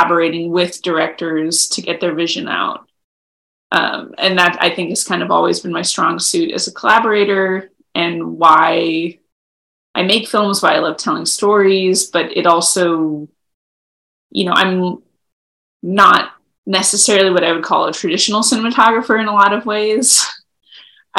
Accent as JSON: {"language": "English", "town": "Los Angeles", "region": "California", "country": "United States", "tie": "born or raised there", "also_born_or_lived": "Ithaca, New York", "moved": "as an adult", "said": "I grew up in Los Angeles, surrounded by movies"}